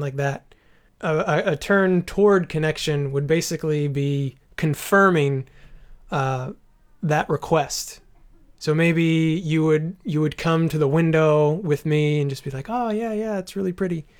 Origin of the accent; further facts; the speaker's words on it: United States; as an American